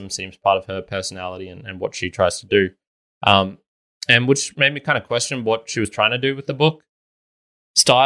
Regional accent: Australia; I'm not American. We never had those same level of inequalities or things like that here in Australia as they did.

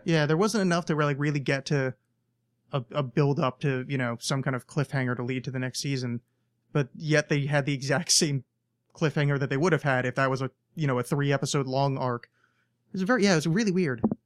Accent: United States; as an American

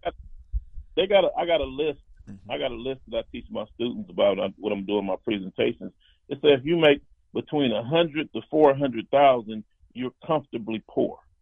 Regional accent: Compton, California, United States; I grew up in Compton

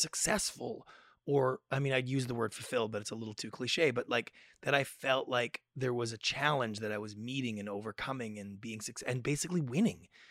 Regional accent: Victoria, British Columbia, Canada; growing up in Victoria, we have slightly different expectations for the size and scope of lives than the typical Americans do.

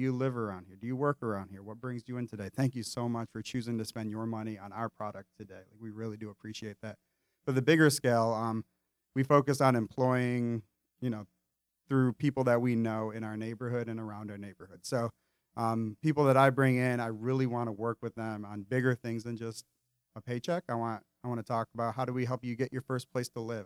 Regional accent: Metro Detroit, Michigan, United States; moved away; also born or lived in Enderley Park, Charlotte; When I grew up in Metro Detroit, Uh, not from Detroit, but Metro

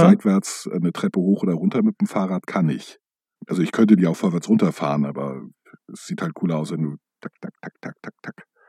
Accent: Hamburg, Germany; als Hamburger

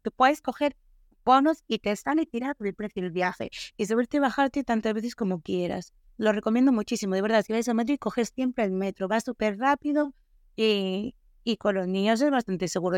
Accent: Galicia, Spain; Para los que somos gallegos

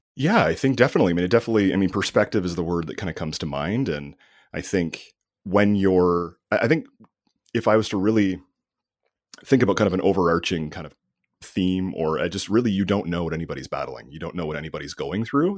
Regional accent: Canada; I'm Canadian

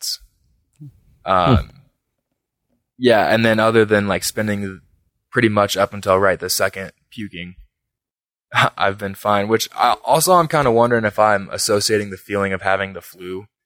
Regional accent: Pueblo, Colorado, United States; my hometown, so I have a bunch of friends here, people that I know

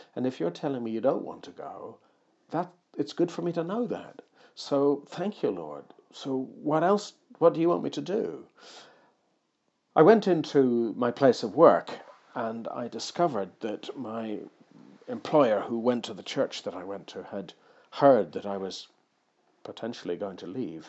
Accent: Ireland; moved away; also born or lived in Suffolk; I was born in Ireland

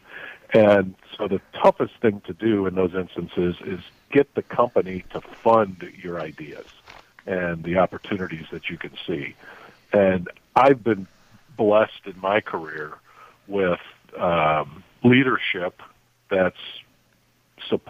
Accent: South Bend, Indiana, United States; moved away as an adult; also born or lived in South Africa / Taiwan; I grew up in South Bend, Indiana

